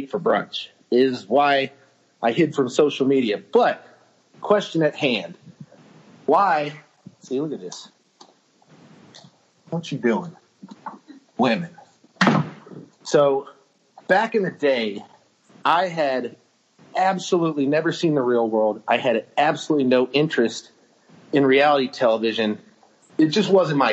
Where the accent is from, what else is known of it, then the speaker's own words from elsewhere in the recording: Cleveland, Ohio, United States; moved away as an adult; also born or lived in Arizona / Australia / Ireland / India; I'm from Cleveland, Ohio, born and raised